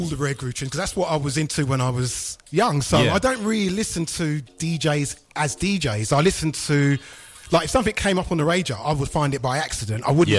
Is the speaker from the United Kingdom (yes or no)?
yes; Luton, East of England, United Kingdom; moved away as an adult; also born or lived in London; I'm originally from Luton.